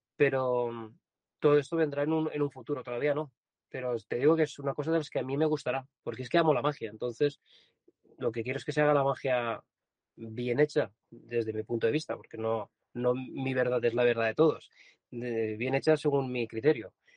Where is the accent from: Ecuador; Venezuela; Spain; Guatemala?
Spain; Vilavella, Valencian Community; Yo nací en Villavieja, es un pueblo pequeño